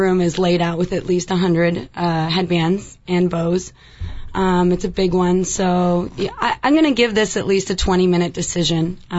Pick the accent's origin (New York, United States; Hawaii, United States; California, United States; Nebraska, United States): New York, United States; Buffalo; Well, I grew up in New York because my dad played and coached for the Buffalo Sabres.